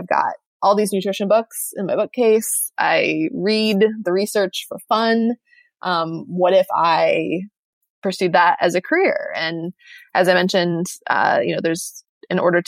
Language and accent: English; Michigan, United States; I'm from Michigan